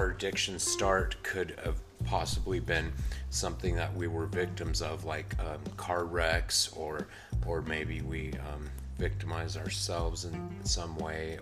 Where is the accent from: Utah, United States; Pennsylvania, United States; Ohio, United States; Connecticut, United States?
Utah, United States; Salt Lake City; I'm from Salt Lake. I'm here, born and raised